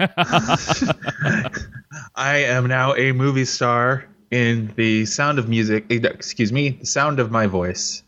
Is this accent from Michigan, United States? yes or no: no; California, United States; also born or lived in Glendale, California; I'm from California